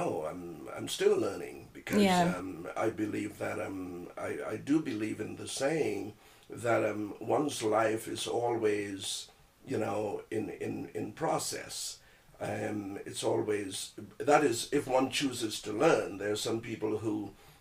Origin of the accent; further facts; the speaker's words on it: Trinidad & Tobago; moved away as an adult; now in Toronto, Canada; I was born in Trinidad and Tobago, TNT, sweet TNT, so I'm a Trinidad bone